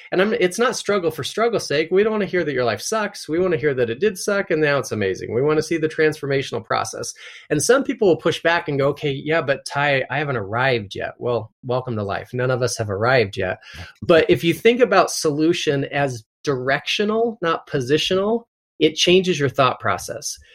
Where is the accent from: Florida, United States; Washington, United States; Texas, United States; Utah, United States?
Utah, United States; I'm from Utah